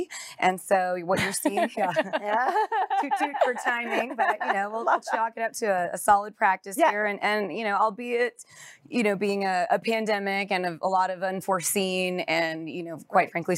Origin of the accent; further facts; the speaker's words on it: Dallas, Texas, United States; Born and raised here in Dallas. We grew up in the White Rock Lake, Lakewood area.